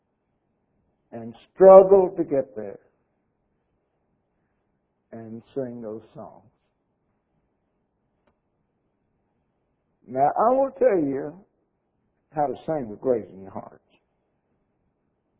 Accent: Jacksonville, Florida, United States; I was raised in Jacksonville, Florida

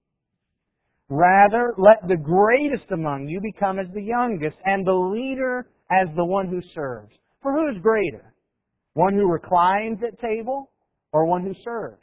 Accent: United States; We're American.

